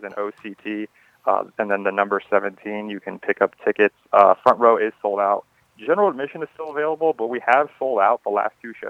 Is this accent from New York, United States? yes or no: no; Fairfax County, Virginia, United States; I've actually been born and raised in Fairfax County, Virginia, pretty much my entire life.